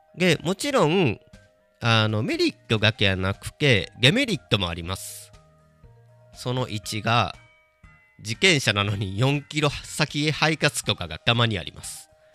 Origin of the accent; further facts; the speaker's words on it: Kobe, Hyogo, Japan; moved away; 地元の神戸帰った時に